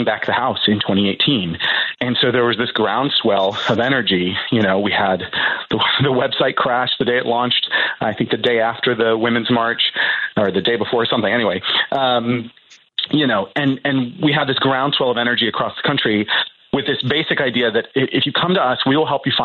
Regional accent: Columbus, Ohio, United States; I'm a Midwesterner, but I am from Columbus, Ohio

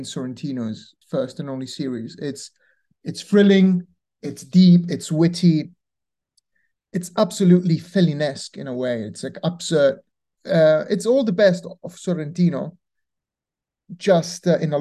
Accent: Rome, Lazio, Italy; moved away; I'm from Rome originally

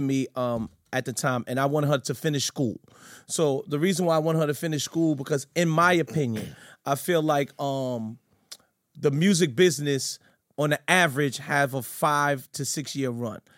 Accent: New York City, New York, United States; I'm from Fort Greene, Brooklyn

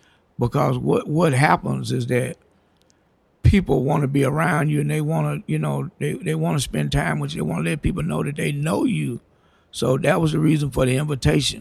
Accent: Louisiana, United States; I'm from Louisiana

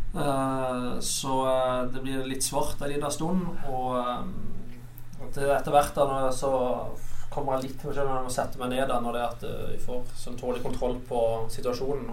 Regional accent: Kristiansand, Agder, Norway; jeg følger litt med på Start siden jeg er fra Kristiansand

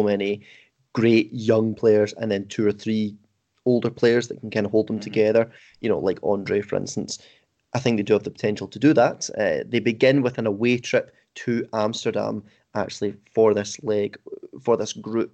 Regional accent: Scotland, United Kingdom

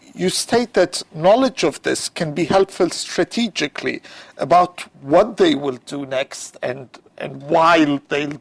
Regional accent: Cairo, Cairo Governorate, Egypt; moved away; growing up in Cairo

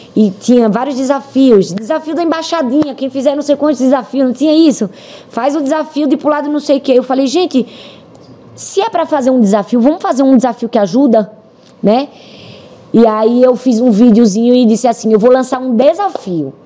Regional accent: Recife, Pernambuco, Brazil; eu sou nordestina. Eu moro em Recife, eu conheço a região. Eu sei que a minha cidade é uma cidade fragilizada

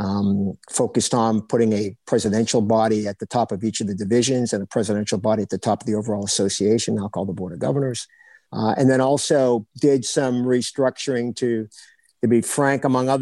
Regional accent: Biddeford, Maine, United States; moved away as an adult; also born or lived in Notre Dame, Indiana / Lawrence, Kansas; growing up in Biddeford, Maine

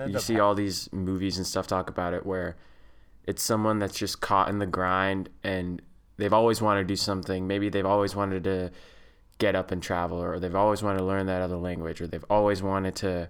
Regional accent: Saskatchewan, Canada

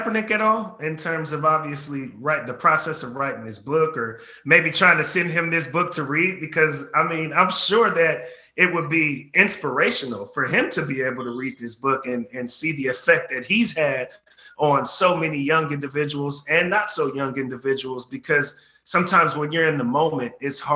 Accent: Bay Area, California, United States; I grew up in the Bay Area

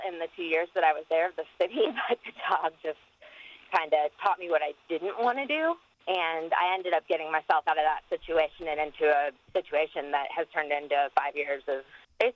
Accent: South Carolina, United States; moved away as an adult; now in Alabama, United States; Growing up in South Carolina

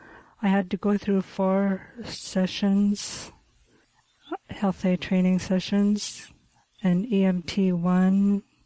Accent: Savoonga, Alaska, United States; I grew up in Savunga.

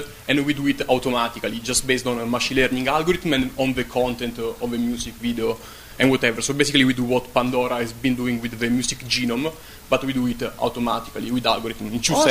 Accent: Italy; English is a second language

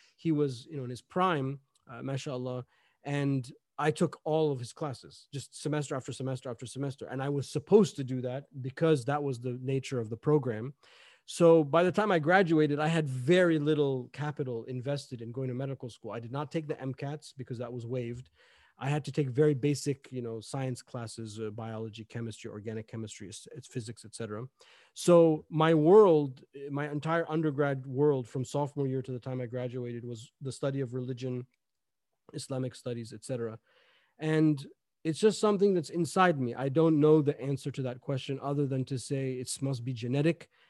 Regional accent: Gaithersburg, Maryland, United States; I grew up in, uh, Gaithersburg, Maryland

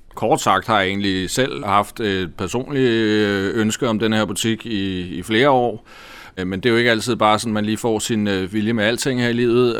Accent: Humlebæk, Capital Region of Denmark, Denmark; er jeg jo født og opvokset i Humlebæk

